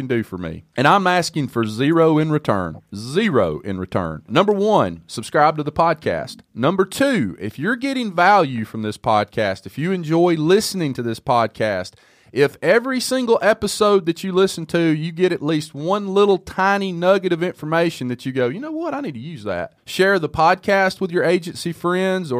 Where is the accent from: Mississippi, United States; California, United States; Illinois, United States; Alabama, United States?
Alabama, United States; I grew up in a small town in Alabama